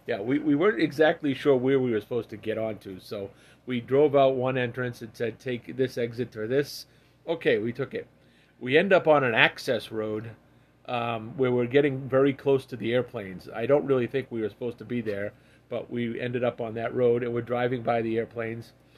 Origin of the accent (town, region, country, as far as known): Massachusetts, United States